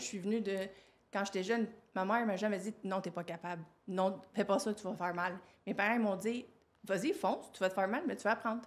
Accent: Quebec, Canada; je suis née au Québec

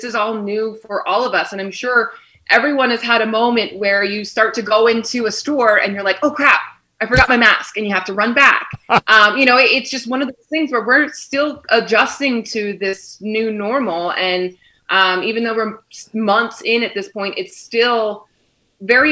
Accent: Philadelphia, Pennsylvania, United States; moved away as an adult; also born or lived in Western New York; now in Kansas City, United States; I am originally from Philadelphia, kind of have moved around the coast a little bit, and now I'm in the Midwest for a year

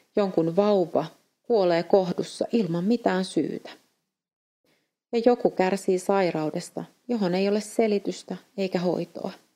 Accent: Finland; moved away as an adult; now in Eastern Europe; olen Suomesta

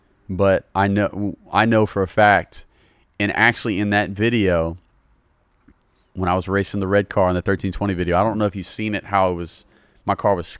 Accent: Louisiana, United States; I'm a normal guy, bro. I'm from the South, from Louisiana.

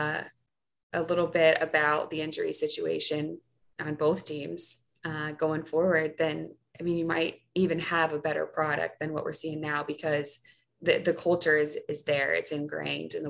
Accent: North Carolina, United States; moved away as an adult; now in New Orleans, United States; I'm from North Carolina.

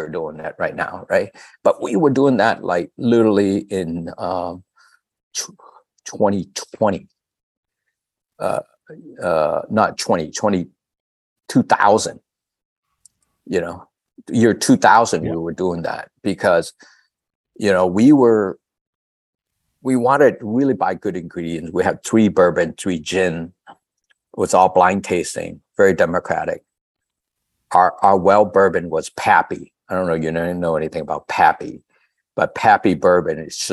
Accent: Da Lat, Lam Dong, Vietnam; now in San Francisco, United States; I'm from Dalat

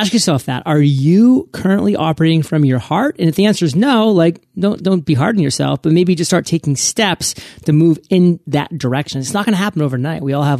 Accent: Maine, United States; you know, I'm from Maine, and basically 90% of Mainers, you know, we live like in the southern eastern portion of the state.

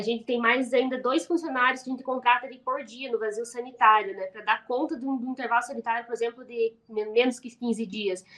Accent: Paraná, Brazil; a gente é do Paraná

